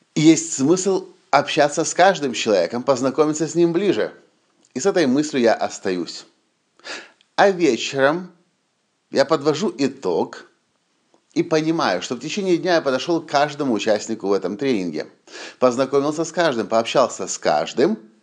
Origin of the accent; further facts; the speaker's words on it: Ukraine; мы из Украины